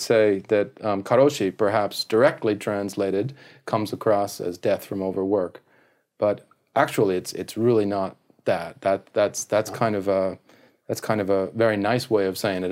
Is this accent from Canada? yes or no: yes; Canada; now in Japan; I'm a Canadian